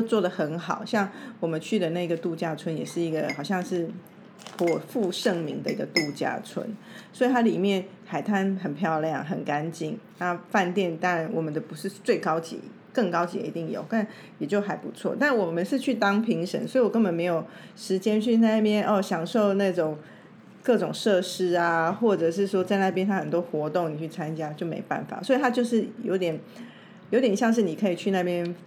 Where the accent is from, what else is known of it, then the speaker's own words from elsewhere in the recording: Taipei, Taiwan; 我从台北来，从台湾来